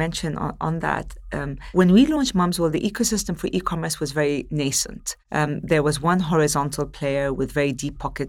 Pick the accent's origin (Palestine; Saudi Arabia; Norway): Palestine; also born or lived in Gulf; So as I mentioned earlier, I'm born and raised in the Gulf. I'm Palestinian originally. I'm one of five siblings.